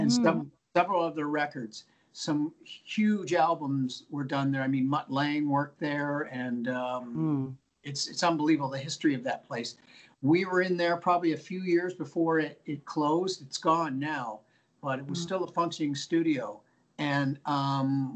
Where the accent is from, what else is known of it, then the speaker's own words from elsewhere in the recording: St. Catharines, Ontario, Canada; moved away as an adult; also born or lived in Toronto; now in Illinois, United States; I grew up in St. Catharines.